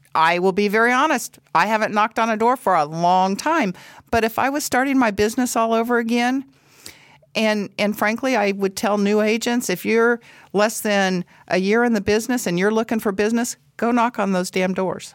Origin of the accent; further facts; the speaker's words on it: Paola, Kansas, United States; I'm from Paola, Kansas, have lived there all my life, went to school in Paola, Kansas